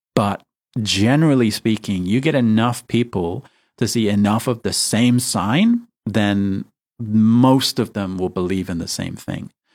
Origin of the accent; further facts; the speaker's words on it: United Kingdom; I, am British